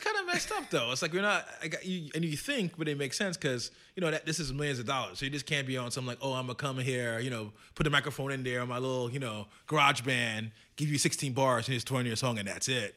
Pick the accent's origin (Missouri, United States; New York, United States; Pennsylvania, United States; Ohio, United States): New York, United States; as a New Yorker